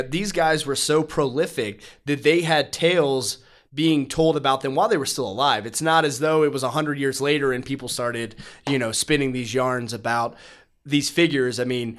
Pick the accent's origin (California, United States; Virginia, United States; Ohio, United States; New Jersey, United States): Virginia, United States; I was born and raised in Virginia, not in the mountains, but pretty close to, you know, just hours away.